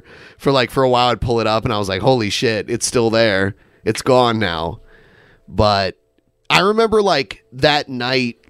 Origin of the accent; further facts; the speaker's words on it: Midwest, United States; accent: Midwestern; moved away; my Midwestern accent comes out